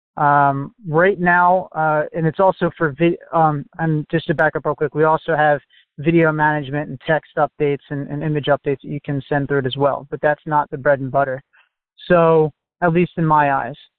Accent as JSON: {"language": "English", "region": "New Jersey", "country": "United States", "said": "I'm from New Jersey still"}